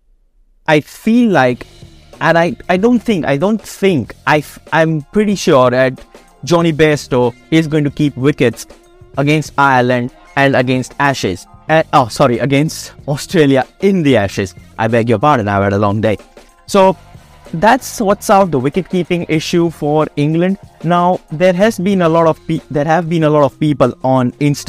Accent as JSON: {"language": "English", "country": "India", "said": "I am an Indian."}